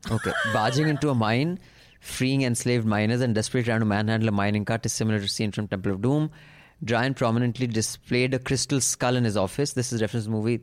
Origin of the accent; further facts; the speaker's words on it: India; as an Indian